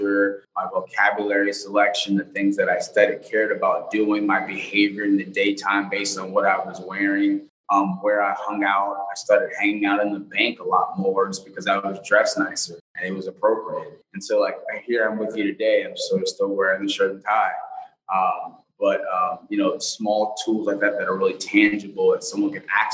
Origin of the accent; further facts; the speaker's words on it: Los Angeles, California, United States; I grew up in South Central LA in the 90s